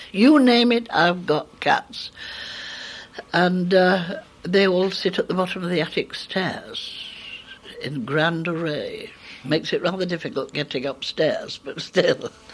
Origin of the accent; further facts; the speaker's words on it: Keighley, Yorkshire and the Humber, United Kingdom; I was born in Keighley in Yorkshire in 1922